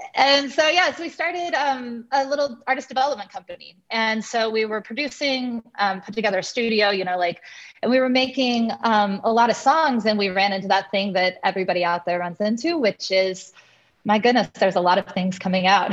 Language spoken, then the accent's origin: English; Kansas, United States; I'm from Kansas, from a from a ranch in Kansas originally